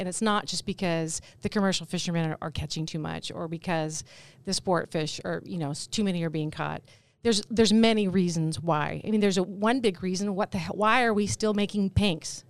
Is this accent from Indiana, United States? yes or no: no; Alaska, United States; born or raised there